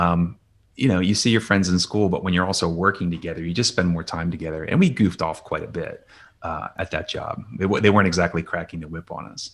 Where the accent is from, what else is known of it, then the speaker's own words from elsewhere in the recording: Lansdale, Pennsylvania, United States; also born or lived in California; now in Philadelphia, United States; grew up in Lansdale, went to North Penn High School out there and went to college in Philadelphia.